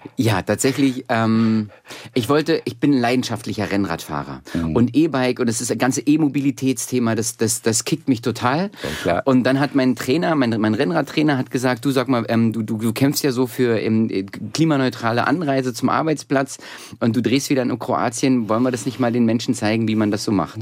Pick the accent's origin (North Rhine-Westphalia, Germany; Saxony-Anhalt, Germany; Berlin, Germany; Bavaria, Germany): Berlin, Germany; also born or lived in Soviet Union; so als Berliner, ich bin ja richtig so ein Ostberliner Kind, was ja. so aufgewachsen ist